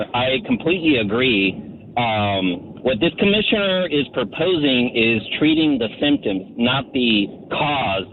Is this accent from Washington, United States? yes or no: no; Bradenton, Florida, United States; now in Orlando, United States; I'm originally from Bradenton, Manatee County. And I went as a kid to the Bishop Museum